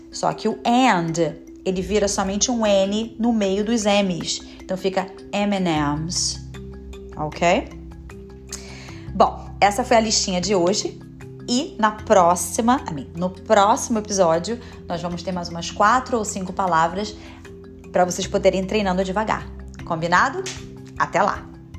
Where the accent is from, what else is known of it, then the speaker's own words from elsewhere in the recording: Brazil; moved away as an adult; now in United States; eu também sou brasileira